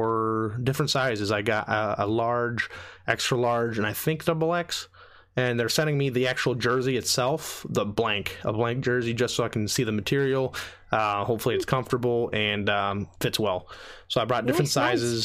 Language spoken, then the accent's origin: English; France; moved away; I grew up in France for 8 years